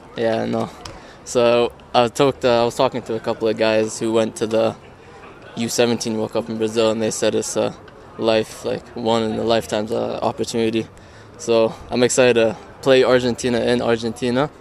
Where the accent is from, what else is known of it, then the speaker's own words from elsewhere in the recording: New Zealand; now in Canada; I was born and I lived half my life there, yeah. so at heart I'm a Kiwi